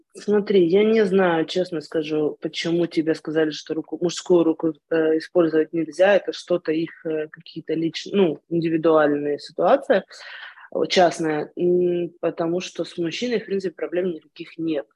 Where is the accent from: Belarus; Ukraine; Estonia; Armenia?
Ukraine; moved away as an adult; also born or lived in Moscow, Russia; now in Israel; Я с 13 лет э, училась э, в еврейской религиозной школе в Украине